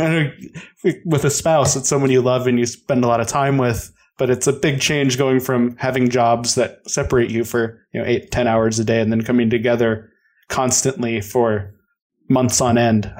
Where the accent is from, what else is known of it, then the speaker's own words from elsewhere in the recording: Colorado, United States; moved away; I'm from Colorado originally